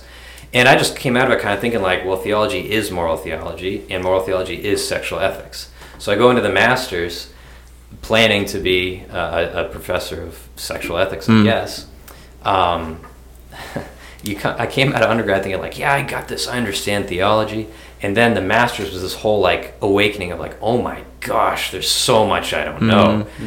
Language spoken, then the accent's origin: English; Massachusetts, United States; I grew up in Massachusetts.